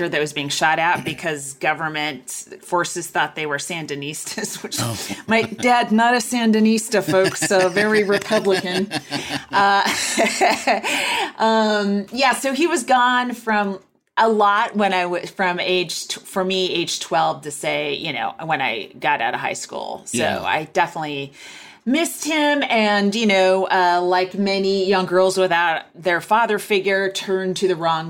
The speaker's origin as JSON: {"language": "English", "town": "Walnut Creek", "region": "California", "country": "United States", "tie": "born or raised there", "moved": "yes", "said": "I'm from Walnut Creek, California"}